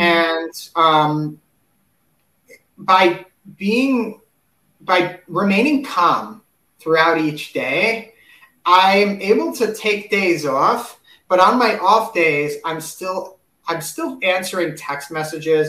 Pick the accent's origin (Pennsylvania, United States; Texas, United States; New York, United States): New York, United States; New York City; I'm originally from New York City